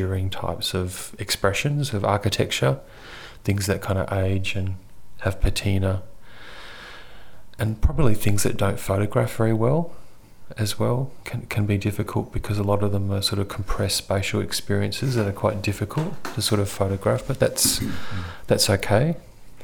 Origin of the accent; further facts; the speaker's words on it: Perth, Western Australia, Australia; growing up in Perth, it's kind of like the most isolated